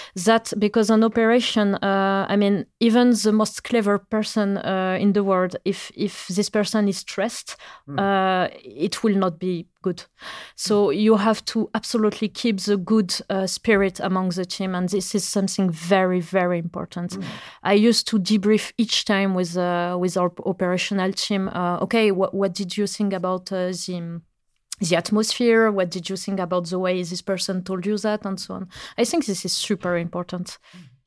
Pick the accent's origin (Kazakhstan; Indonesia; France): France; English is a second language; moved away as an adult; now in Norway; I come from France